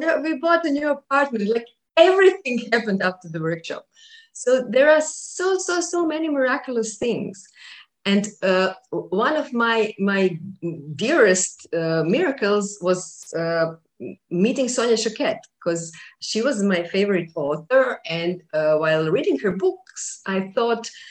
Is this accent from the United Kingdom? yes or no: no; Croatia; I was doing buildings only around Croatia, because I'm from Croatia.